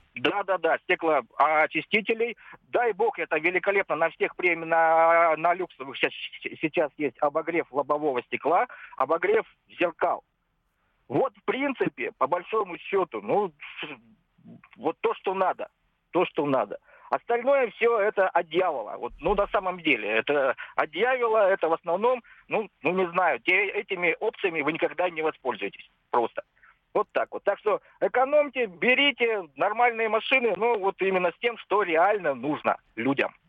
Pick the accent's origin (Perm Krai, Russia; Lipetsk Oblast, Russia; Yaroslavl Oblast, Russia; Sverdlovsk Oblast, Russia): Sverdlovsk Oblast, Russia; Yekaterinburg; я сам э, из Екатеринбурга